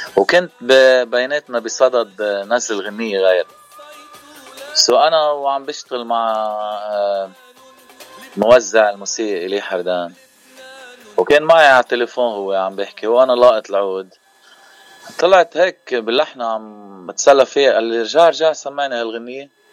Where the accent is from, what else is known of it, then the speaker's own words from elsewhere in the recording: Keserwan-Jbeil, Lebanon; now in Cleveland, United States; نحن من منطقه جبال المنطقه الضيعه